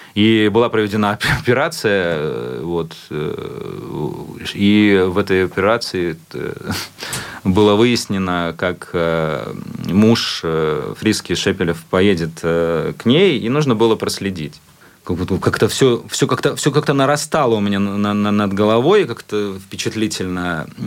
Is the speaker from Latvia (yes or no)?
yes; Latvia; латыш, который находится в Японии